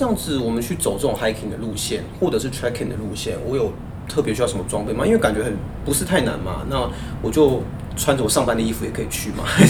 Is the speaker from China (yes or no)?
no; Taipei, Taiwan; 我作为一个台北人，